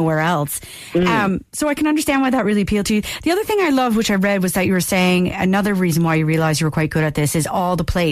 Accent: Canada; moved away

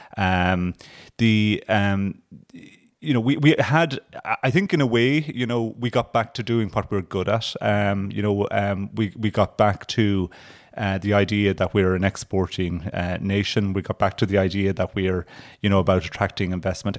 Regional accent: Ardfert, North County Kerry, Munster, Ireland; growing up in Kerry

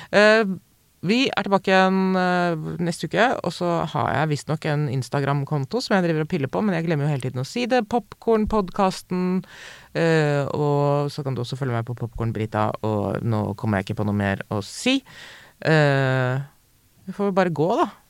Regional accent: Hedmark, Innlandet, Norway; jeg er fra Hedmark

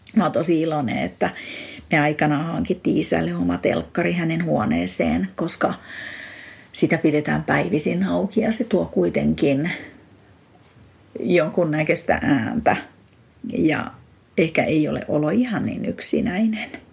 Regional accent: Eastern Finland, Finland; now in Espoo, Finland; Olen Itä-Suomesta kotosin

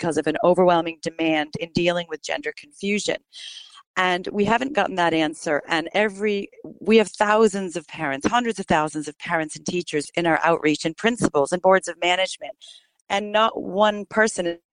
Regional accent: United States; moved away as an adult; now in Ireland; my home country where I lived 20 years ago, America

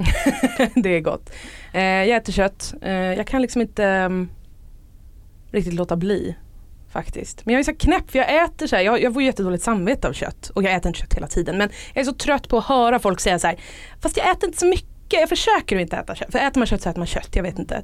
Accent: Stockholm, Stockholm County, Sweden; jag är uppvuxen i Stockholm

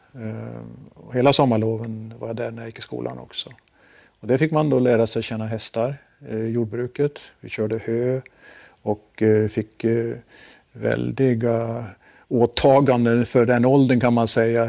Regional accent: Forsa, Gävleborg County, Sweden; moved away; Jag eh, kommer från en liten eh, by i Hälsingland som heter Forsa

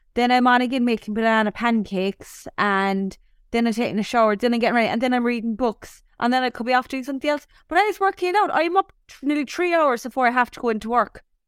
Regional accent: Cork, Munster, Ireland; moved away; whenever I'm asked where you from, I'm like Cork

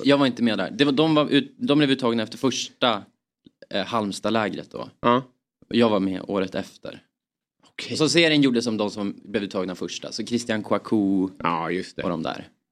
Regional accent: Östersund, Jämtland, Sweden; vi är från Jämtland

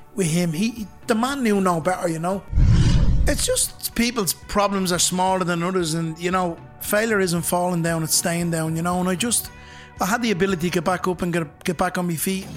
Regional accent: Dublin, Leinster, Ireland; also born or lived in Temple Bar, Dublin; I come from Ballymun

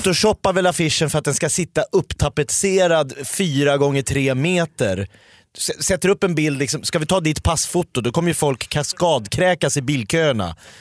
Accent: Sweden; jag är ju en svensk man

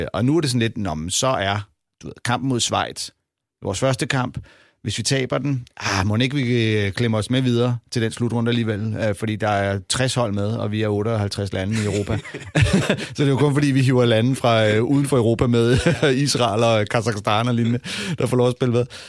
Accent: Denmark; vi er fra Danmark

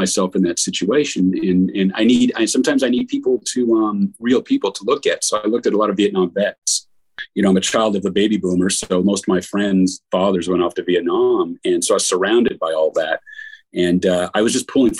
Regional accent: Montana, United States; I grew up in Montana as well, and I never really got around the horses when I was in Montana

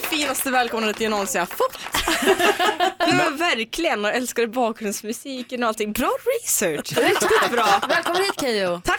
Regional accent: Omsk, Omsk Oblast, Russia; now in Sweden; en bäck från min hemstad eh, i Ryssland

